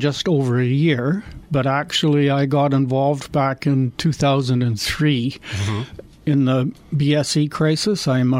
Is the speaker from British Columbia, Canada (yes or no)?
no; Seaforth, Ontario, Canada; I'm from Seaforth.